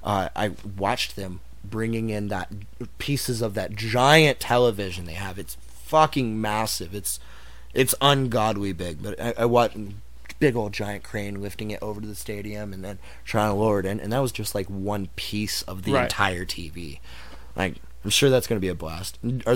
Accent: Dallas, Texas, United States; when I was growing up in Dallas

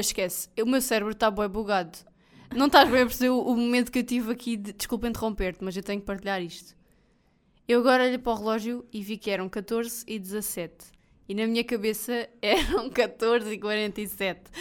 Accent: Portugal; eu sou português do Portugal

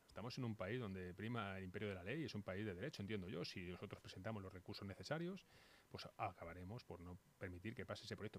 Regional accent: Móstoles, Community of Madrid, Spain; now in Batres, Spain; yo soy mostoleño. Yo soy mostoleño, yo vivo en Batres, pero yo soy mostoleño del Soto, además. O sea, es mi barrio

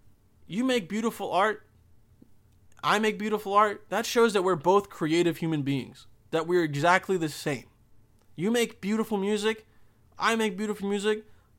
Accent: Bosnia & Herzegovina; English is a second language; I'm from Bosnia. I'm like, oh, shit. This guy, I mean, he's an immigrant, but he's also white, but he doesn't sound like it, you know? I used to have a crazy accent

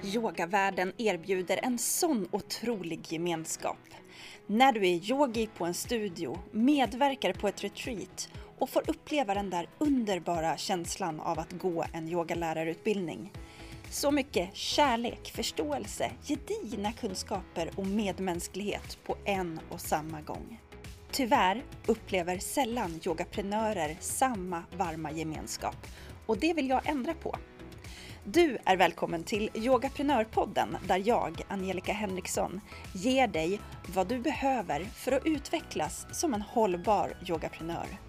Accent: Rimbo, Stockholm County, Sweden; moved away; jag är från Rimbo

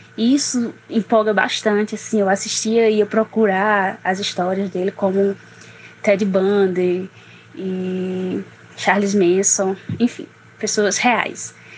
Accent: Barbalha, Ceará, Brazil; sou de Barbalha, na região do Cariri cearense.

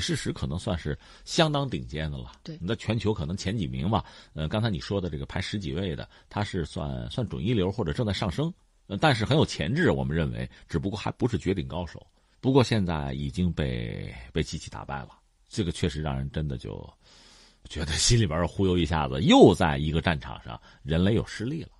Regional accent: China; 我们中国人

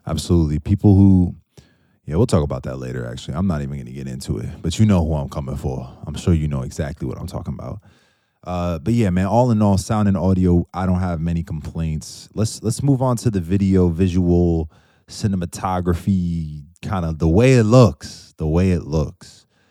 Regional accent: outside New York City, United States; I'm from outside of New York City, but with family that's from there.

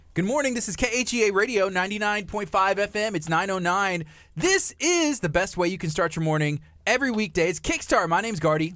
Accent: La Marque, Texas, United States; I was raised in Lamarck

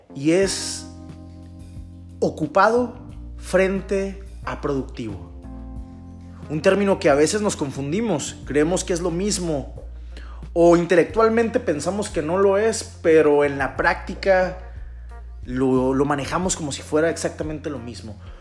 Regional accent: Mexico; Como buenos mexicanos

